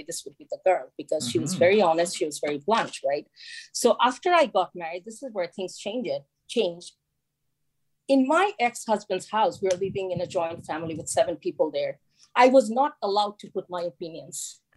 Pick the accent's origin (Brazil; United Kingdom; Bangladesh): Bangladesh; Chittagong, Chittagong Division; moved away; as a young child, like growing up in Chittagong, I saw Chittagong was is a small town